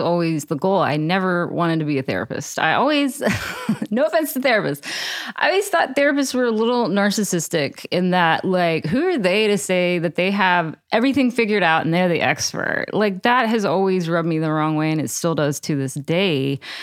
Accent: Texas, United States; I grew up in Texas.

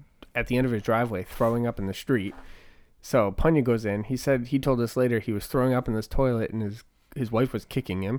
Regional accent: New Hampshire, United States; I was born in New Hampshire.

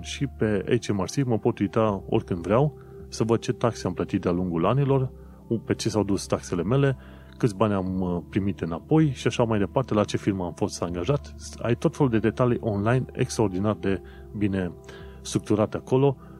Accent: Romania; moved away as an adult; also born or lived in London, United Kingdom; now in United Kingdom; noi venim din România

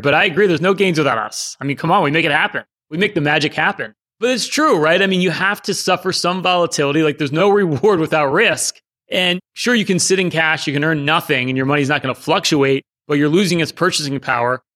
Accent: Philadelphia suburbs, Pennsylvania, United States; we're all from Philadelphia, the suburbs

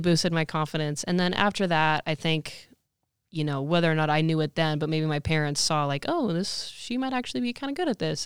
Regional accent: Santa Rosa, California, United States; I'm originally from Santa Rosa

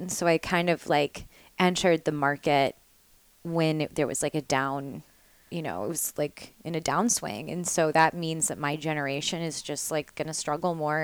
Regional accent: Nashville, Tennessee, United States; also born or lived in the South; now in New York, United States; I'm from Nashville, Tennessee

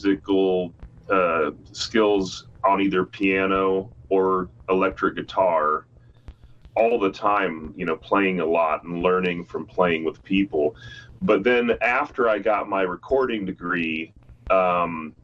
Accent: Kearney, Nebraska, United States; also born or lived in Grand Island, Nebraska; now in Lincoln, United States; My uncle Dusty, he owned a record store when I grew up in Kearney, Nebraska, and in Grand Island, Nebraska.

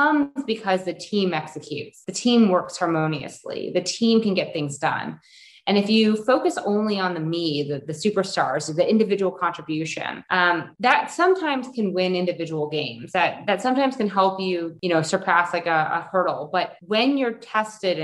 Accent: Chicago, Illinois, United States; I grew up in Chicago in the early 80s

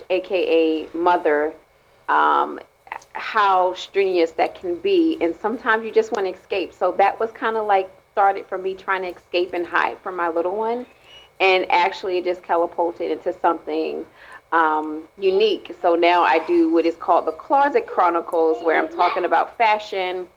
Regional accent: Maryland, United States; I'm from Maryland

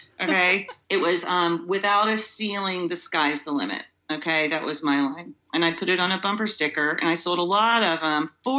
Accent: Georgia, United States; I grew up in Georgia. And it's funny, I feel like we all have a bunch of different lives, you know, and my life in Georgia, it informs my life here a lot.

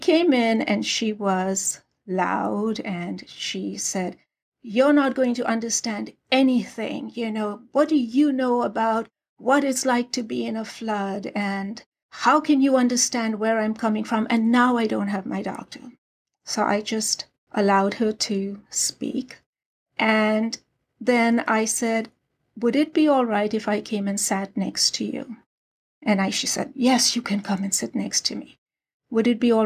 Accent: Karachi, Sindh, Pakistan; moved away as an adult; now in United States; I was born and raised in Karachi, Pakistan

